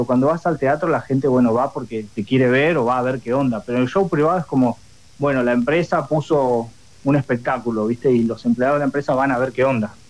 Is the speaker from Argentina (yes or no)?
yes; Cinco Saltos, Río Negro, Argentina; yo soy de Cinco Saltos, provincia de Río Negro